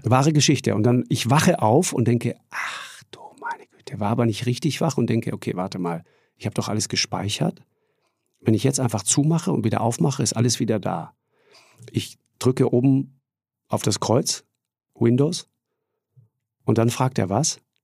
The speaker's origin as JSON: {"language": "German", "region": "Tyrol", "country": "Austria", "said": "bei uns in Tirol wird auch immer sofort geduzt"}